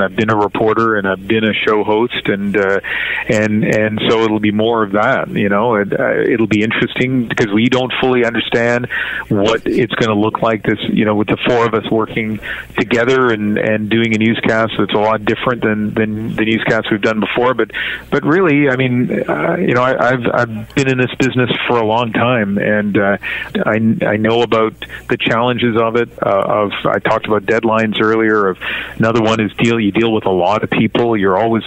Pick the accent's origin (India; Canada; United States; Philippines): Canada; New Brunswick; now in Vancouver, Canada; me growing up in New Brunswick, living in Vancouver for all these years